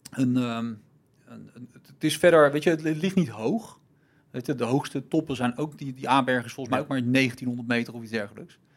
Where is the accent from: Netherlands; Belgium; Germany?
Germany; Jij bent ja, niet de Duitser. ik ben een Duitser, maar ja.